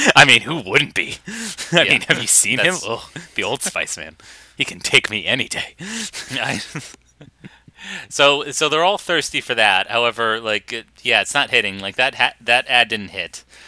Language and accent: English; Boston, Massachusetts, United States; we are Bostonians